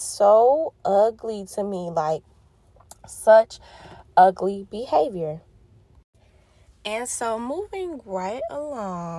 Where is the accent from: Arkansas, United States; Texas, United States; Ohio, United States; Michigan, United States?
Michigan, United States; Detroit; I am from Detroit, Michigan, the D